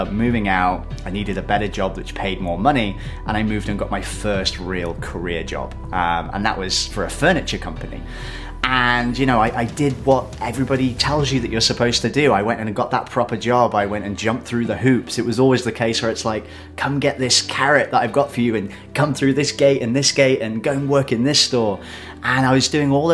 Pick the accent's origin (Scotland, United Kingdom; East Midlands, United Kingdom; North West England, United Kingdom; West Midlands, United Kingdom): West Midlands, United Kingdom; Shrewsbury; I'm from Shrewsbury, which is a small town in the UK.